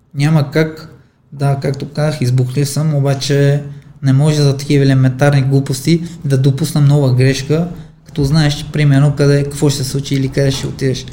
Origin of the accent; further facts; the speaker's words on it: Armenia; now in Bulgaria; Роден съм в Армения, аз съм тук един чужденец, не съм българин